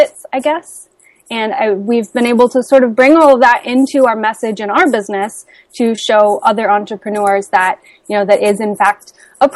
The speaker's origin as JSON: {"language": "English", "region": "Midwest", "country": "United States", "tie": "born or raised there", "said": "I grew up in the Midwest, where the work ethic values are taught very strongly"}